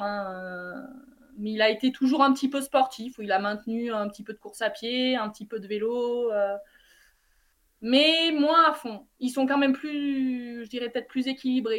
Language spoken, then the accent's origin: French; Vernoux-en-Vivarais, Auvergne-Rhône-Alpes, France; now in Briançon, France; c'est mon lieu de naissance, mais euh, j'ai grandi à Vernoux, dans un petit bled